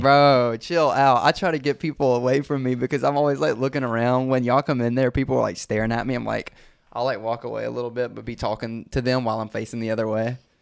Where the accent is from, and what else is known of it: Brandon, Mississippi, United States; born or raised there